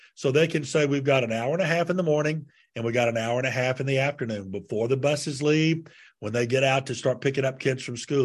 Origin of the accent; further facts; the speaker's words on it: Montgomery, Alabama, United States; my hometown, Montgomery, Alabama, asked me to lead the mayor's prayer breakfast